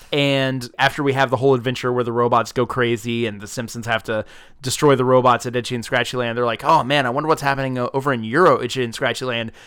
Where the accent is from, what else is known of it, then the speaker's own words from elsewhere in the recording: South Georgia, United States; moved away as an adult; I grew up in South Georgia, so a stone's throw away from Orlando